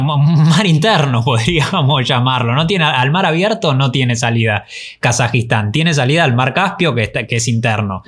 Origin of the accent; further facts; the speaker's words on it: Argentina; como argentinos